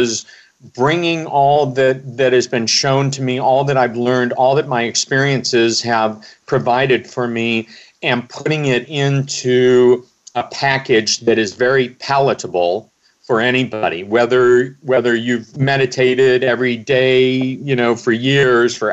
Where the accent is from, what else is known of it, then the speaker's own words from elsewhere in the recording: Omaha, Nebraska, United States; I grew up in Omaha, Nebraska